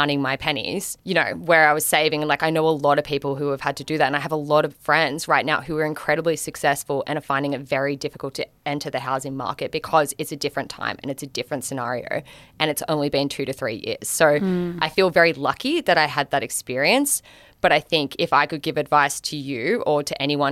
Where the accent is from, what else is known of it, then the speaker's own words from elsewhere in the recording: Gold Coast, Queensland, Australia; now in Melbourne, Australia; I'm from the Gold Coast originally, so I'm a beach girly